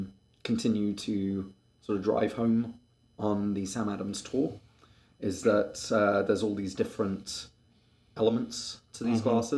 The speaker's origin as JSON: {"language": "English", "town": "Molesey", "region": "South East England", "country": "United Kingdom", "tie": "born or raised there", "also_born_or_lived": "Kingston upon Thames", "said": "So that's where I was born, and then I grew up in Molesey."}